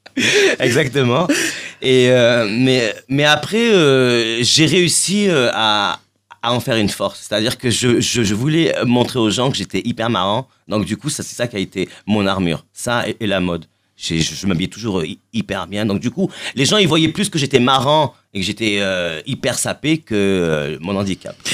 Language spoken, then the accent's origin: French; Marseille, Provence-Alpes-Côte d'Azur, France; je suis de Marseille.